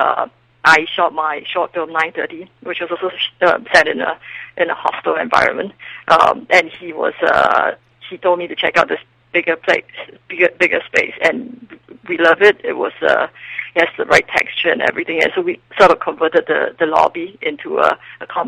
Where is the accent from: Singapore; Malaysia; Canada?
Singapore; moved away as an adult; now in Los Angeles, United States; I'm originally from Singapore